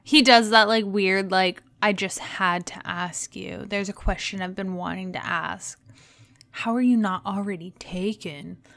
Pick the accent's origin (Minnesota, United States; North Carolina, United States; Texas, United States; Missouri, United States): Texas, United States; moved away; also born or lived in Indiana